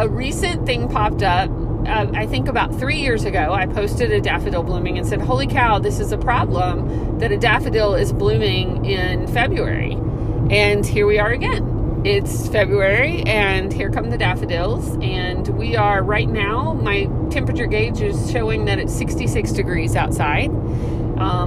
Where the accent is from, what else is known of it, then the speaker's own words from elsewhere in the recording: Texas, United States; moved away as an adult; now in Georgia, United States; we grew up in Texas